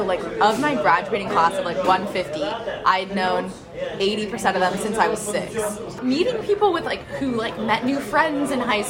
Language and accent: English; Pittsburgh, Pennsylvania, United States; also born or lived in Sewickley, Pennsylvania; I'm from Pittsburgh.